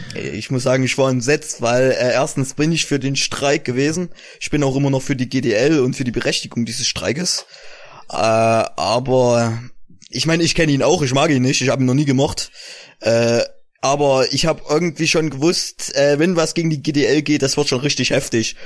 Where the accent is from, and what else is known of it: East Germany, Germany